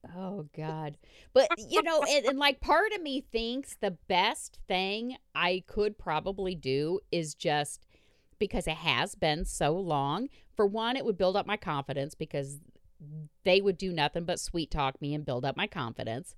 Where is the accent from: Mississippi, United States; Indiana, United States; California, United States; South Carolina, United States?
Indiana, United States; I'm from Indiana.